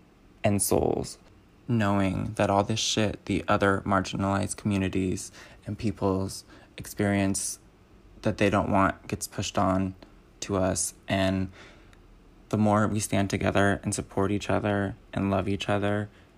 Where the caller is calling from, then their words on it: Los Angeles, California, United States; I'm calling from Los Angeles, California